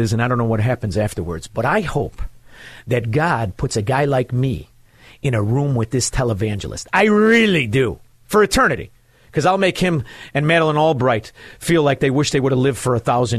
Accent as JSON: {"language": "English", "town": "Chicago", "region": "Illinois", "country": "United States", "said": "I'm from Chicago"}